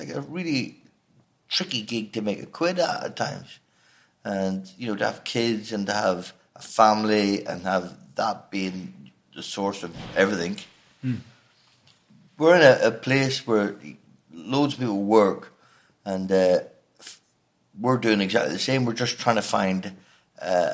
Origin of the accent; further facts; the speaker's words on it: Northern Ireland, United Kingdom; accent: Northern Irish; also born or lived in Leamington Spa; I, from Northern Ireland